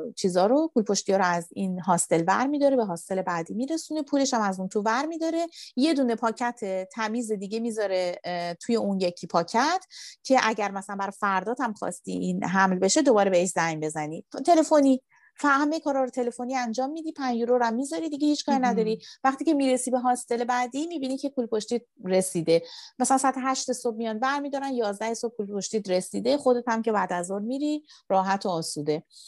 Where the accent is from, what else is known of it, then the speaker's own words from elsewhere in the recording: Iran; من ایرانی هستم